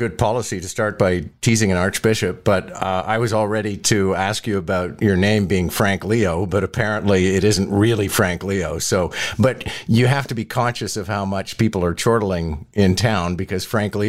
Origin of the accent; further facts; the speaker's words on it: Montreal, Quebec, Canada; moved away as an adult; now in Toronto, Canada; But you and I are both Montrealers, so it was actually quite reluctantly that I left Montreal